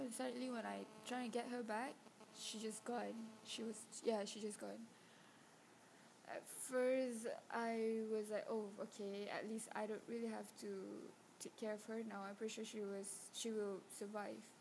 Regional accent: Kelantan, Malaysia; moved away; I'm from Kelantan and it's like I didn't go back

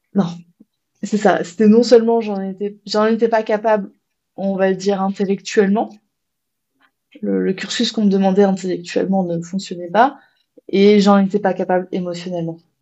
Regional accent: France; chez nous, en France

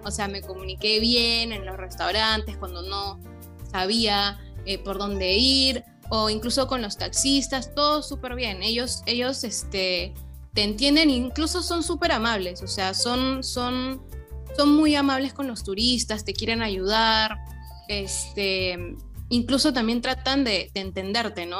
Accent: Peru; a nosotros los, peruanos

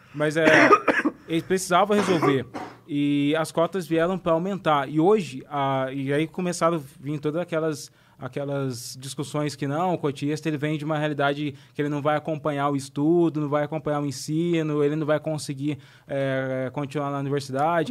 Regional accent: Brazil; moved away; de onde eu venho, do interior, tem muitos brancos pobres também.

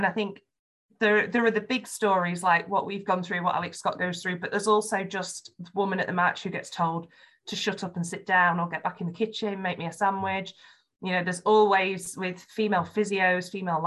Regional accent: Yorkshire and the Humber, United Kingdom; accent: Yorkshire; my Yorkshire accent

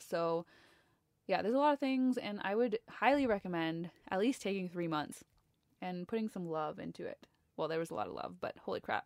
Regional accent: Ontario, Canada; I am from Ontario, Canada.

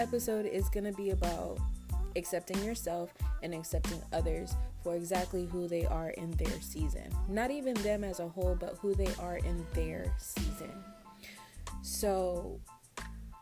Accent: Tampa, Florida, United States; also born or lived in Dallas, Texas; come back home to my hometown, Tampa, Florida

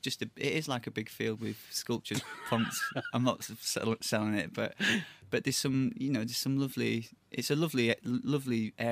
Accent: Halifax, Yorkshire and the Humber, United Kingdom; accent: northern

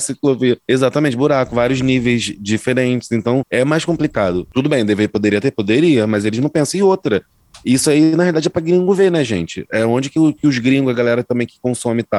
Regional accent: Zona Norte, Rio de Janeiro, Brazil

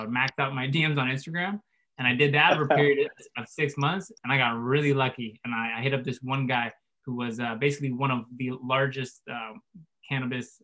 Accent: Central Coast, San Luis Obispo / Santa Maria, California, United States; Oh, so I'm from pretty much where we're at now, Central Coast ish. We call it the Central Coast, but really just San Luis Obispo / Santa Maria. But pretty much grown up here my whole

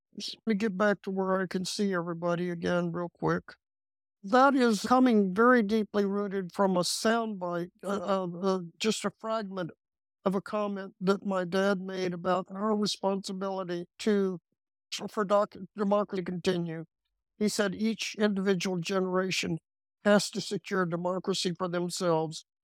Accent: Texas, United States; I'm a Texan. This is the way Texans do things

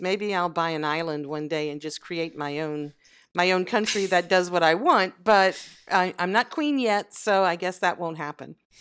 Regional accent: Southwest Louisiana, United States; moved away as an adult; also born or lived in France; I was born in Louisiana. and I grew there up, um, for almost all my early adulthood

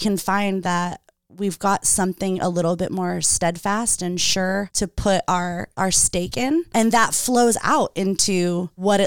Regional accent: Redondo Beach, California, United States; now in Lomita, United States; I grew up in Redondo

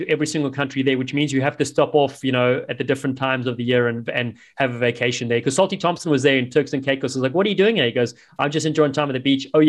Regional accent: Cape Town, Western Cape, South Africa; accent: South African; moved away; my hometown, Cape Town.

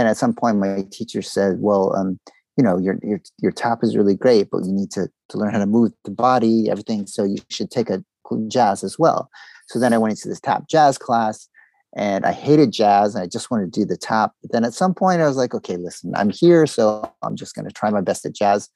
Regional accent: Florida, United States; moved away as an adult; also born or lived in Boston / Austin / Los Angeles; now in Montreal, Canada; I come from the States. Okay. So I grew up in Florida mainly, even though I wasn't born in Florida. But my youth was pretty much in Florida up until 21

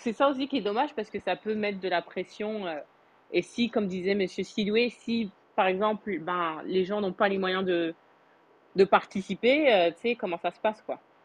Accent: France; also born or lived in Quebec, Canada; now in Canada; j'ai grandi en France.

